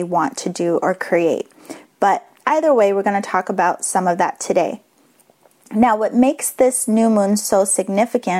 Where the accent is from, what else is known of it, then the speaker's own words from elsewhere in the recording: Boston, Massachusetts, United States; accent: Boston; my Boston accent